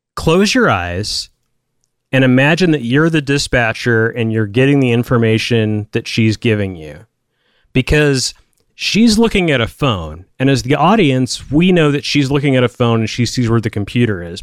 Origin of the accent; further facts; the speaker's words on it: United States; growing up in American culture